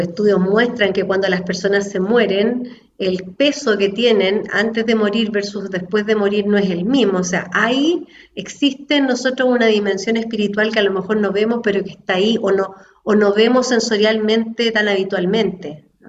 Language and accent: Spanish; Chile; nací en el fondo en Chile, en una familia católica, en un colegio católico